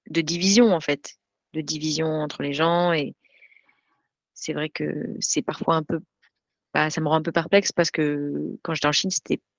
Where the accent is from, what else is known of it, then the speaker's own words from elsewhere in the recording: Grenoble, Auvergne-Rhône-Alpes, France; now in United States; je viens de Grenoble, je